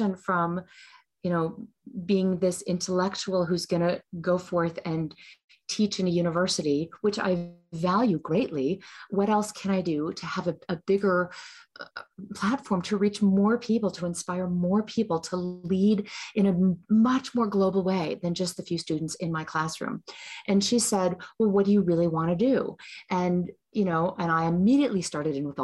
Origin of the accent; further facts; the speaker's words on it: United States; I'm an American. I'm born in the United States